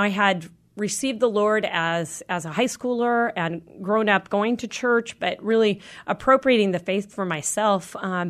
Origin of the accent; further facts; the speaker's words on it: Wenatchee, Washington, United States; Washingtonian, yes. One of the few, I guess, now. A lot of people have moved in and adopted our home. But yes, I grew up actually in Wenatchee.